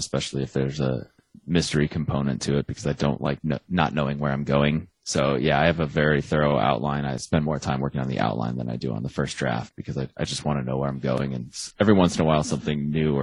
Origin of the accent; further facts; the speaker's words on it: Arizona, United States; I'm from Arizona, which is not Texas